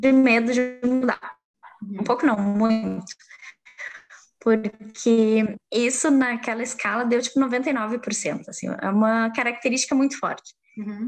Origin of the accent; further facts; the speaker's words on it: Montenegro, Rio Grande do Sul, Brazil; moved away as an adult; also born or lived in Ireland; now in Portugal; eu sou de Montenegro